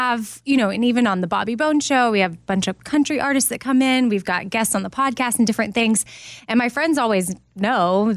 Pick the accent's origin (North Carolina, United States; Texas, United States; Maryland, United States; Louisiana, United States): Texas, United States; Austin; I grew up in Texas, but Austin, so I was in the city